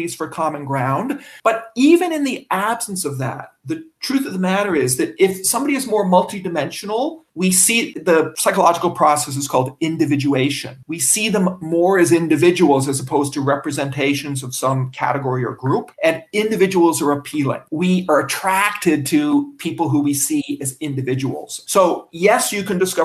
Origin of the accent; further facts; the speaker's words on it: Canada; moved away; I'm a Canadian